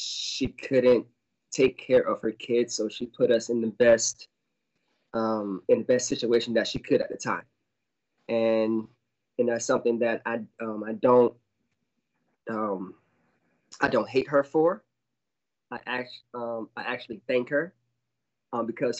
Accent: Fort Lauderdale, Florida, United States; also born or lived in Orlando, Florida; I was born and raised in Fort Lauderdale, Florida

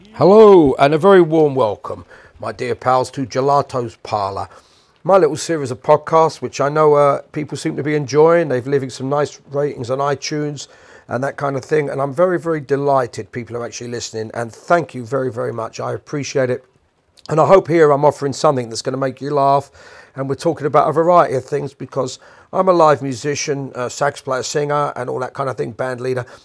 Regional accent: London, United Kingdom; I'm a Londoner

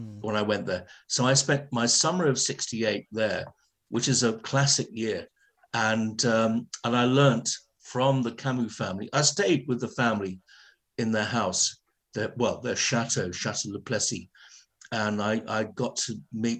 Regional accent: London, United Kingdom; now in East Sussex, United Kingdom; I'm a Ladbroke Grove boy. I was born in Portobello Road, right, above my dad's liquor store

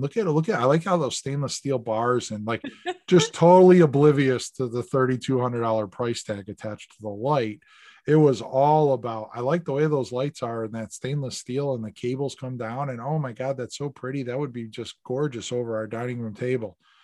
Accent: the Berkshires, Massachusetts, United States; moved away; I grew up in the Berkshires

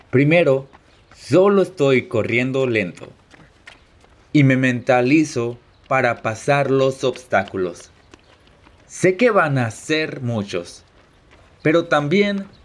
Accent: Los Angeles, California, United States; born there; also born or lived in Mexico; now in Hawaii, United States; tengo 28 años. Nací en Los Ángeles y viví muchos años en México antes de regresar a los Estados Unidos. Ahora, desde hace un año, vivo en Hawái.

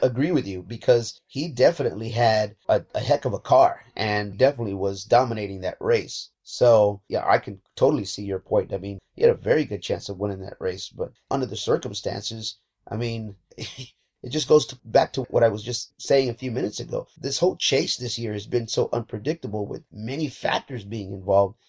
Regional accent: Texas, United States; moved away as an adult; now in Southern California, United States; I'm from Texas myself, and I lived in Southern Texas for a long time

